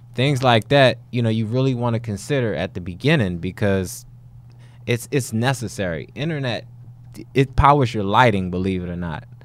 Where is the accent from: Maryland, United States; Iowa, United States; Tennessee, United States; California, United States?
Maryland, United States; Baltimore; I am from Baltimore